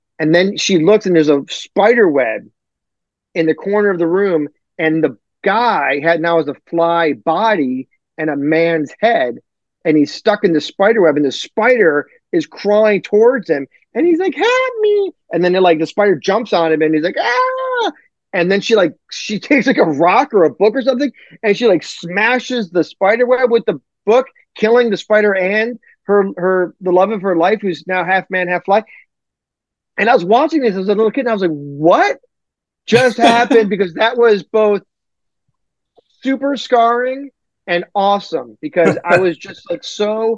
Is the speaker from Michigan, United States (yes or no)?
yes; Detroit, Michigan, United States; I'm from Detroit